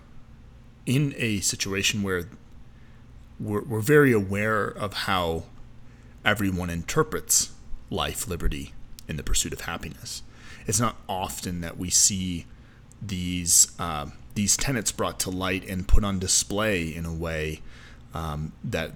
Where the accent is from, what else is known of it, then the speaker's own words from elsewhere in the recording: United States; as an American